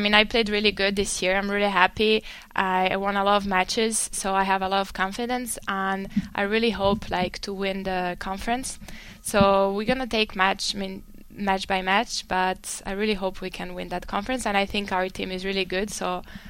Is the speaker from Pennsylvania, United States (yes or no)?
no; Miami, Florida, United States; Okay, so it was very different because I came from Miami.